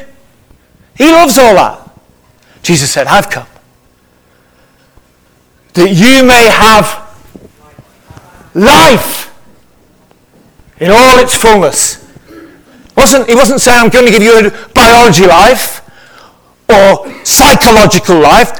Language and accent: English; Liverpool, North West England, United Kingdom; I'm from Liverpool